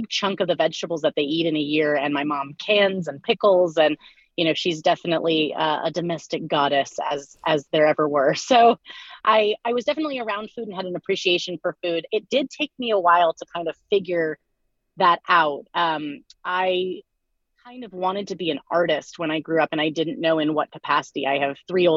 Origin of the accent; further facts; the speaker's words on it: Lawrence, Kansas, United States; I am from Lawrence, Kansas